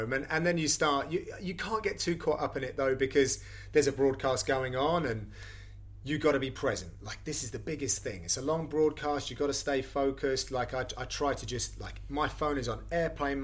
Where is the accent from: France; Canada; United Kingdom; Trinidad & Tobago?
United Kingdom; as a British broadcaster